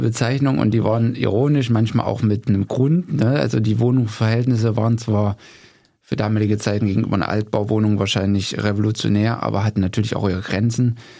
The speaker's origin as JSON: {"language": "German", "town": "Gera", "region": "Thuringia", "country": "Germany", "tie": "born or raised there", "also_born_or_lived": "Leipzig / Dessau", "moved": "as an adult", "said": "bevor ich nach Leipzig oder nach Dessau gegangen bin, bin ich natürlich in Gera geboren"}